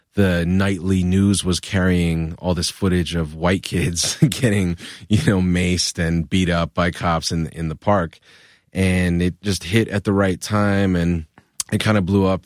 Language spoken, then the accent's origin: English; Providence, Rhode Island, United States; moved away as an adult; now in New York, United States; I grew up in Rhode Island